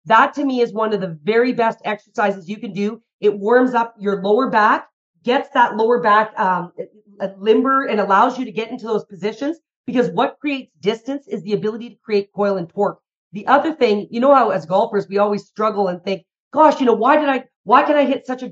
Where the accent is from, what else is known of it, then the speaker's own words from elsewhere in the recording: Calgary, Alberta, Canada; I'm from Calgary, Alberta, Canada